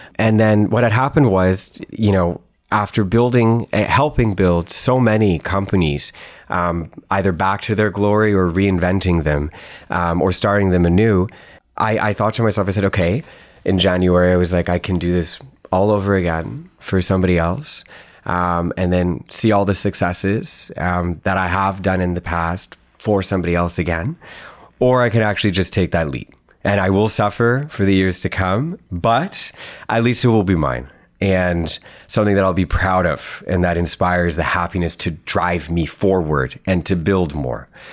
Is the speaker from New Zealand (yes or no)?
no; Canada; being Canadian